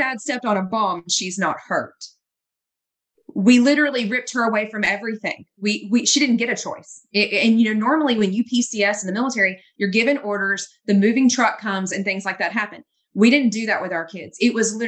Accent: the South, United States; moved away; I was from the South and I had all the Southern cooking

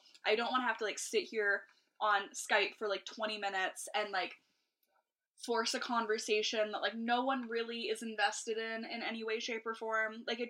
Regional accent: Toronto, Ontario, Canada; I was from Scarborough.

